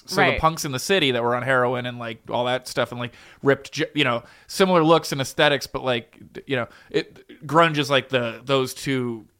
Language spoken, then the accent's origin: English; Philadelphia, Pennsylvania, United States; I was born in Philly